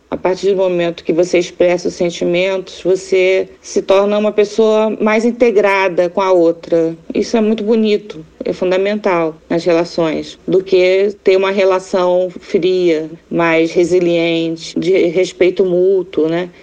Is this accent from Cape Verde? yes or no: no; Tokyo, Japan; now in Brazil; Eu nasci em Tóquio